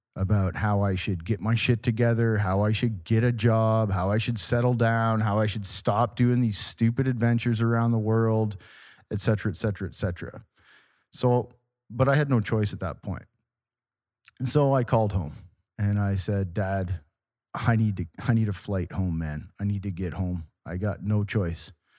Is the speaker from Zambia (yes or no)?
no; Walkerton, Ontario, Canada; my hometown of Walkerton, Ontario